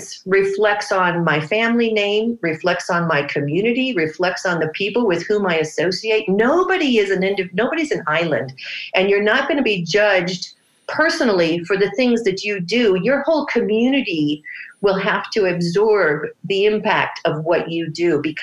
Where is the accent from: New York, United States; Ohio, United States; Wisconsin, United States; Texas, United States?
Wisconsin, United States; I grew up in Wisconsin, such a sheltered little life